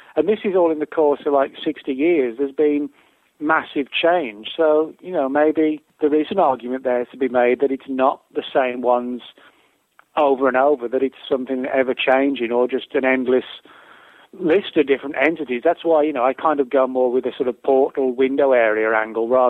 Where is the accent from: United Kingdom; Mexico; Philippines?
United Kingdom; England; moved away as an adult; now in United States; I live in the U.S. I've been here 12 years, but I'm originally from England.